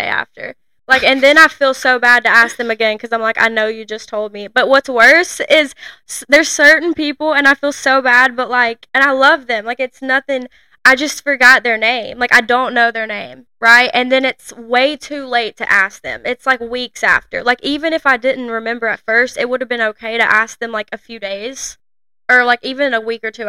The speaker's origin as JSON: {"language": "English", "area": "a town 20 minutes from Scottsboro", "region": "Alabama", "country": "United States", "tie": "born or raised there", "said": "there's two red lights in our hometown"}